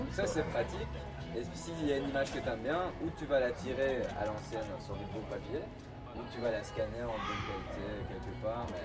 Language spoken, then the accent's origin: French; Brussels, Brussels-Capital Region, Belgium; moved away as an adult; now in Tokyo, Japan; Je suis un, garçon de Belgique, né à Bruxelles. ah, t'es né à Bruxelles Ouais, je suis né à Bruxelles.